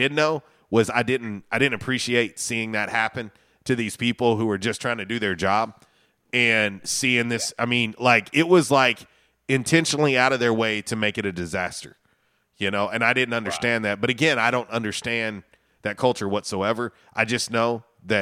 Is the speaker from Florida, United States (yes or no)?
yes; Florida, United States; moved away; I'm originally from Florida